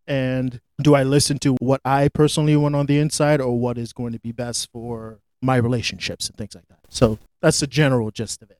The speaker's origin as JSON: {"language": "English", "region": "Florida", "country": "United States", "tie": "born or raised there", "also_born_or_lived": "Los Angeles / New York", "moved": "as an adult", "lives_now": "New Hampshire, United States", "said": "I grew up in Florida"}